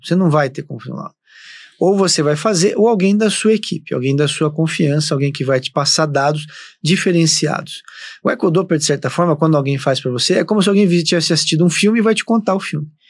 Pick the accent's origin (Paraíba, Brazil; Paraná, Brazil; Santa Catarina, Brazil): Paraná, Brazil; Londrina; moved away as an adult; eu sou de Londrina, no Paraná. É, sempre, sempre morei